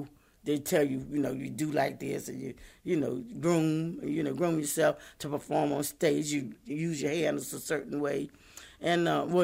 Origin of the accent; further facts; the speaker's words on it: North Carolina, United States; moved away; I always said I was a country girl. I'm from North Carolina